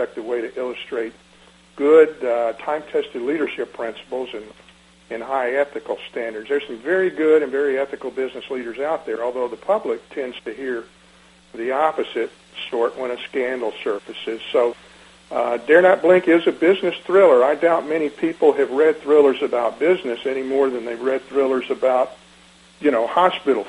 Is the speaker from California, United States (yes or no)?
no; Decatur, Georgia, United States; I was raised in Decatur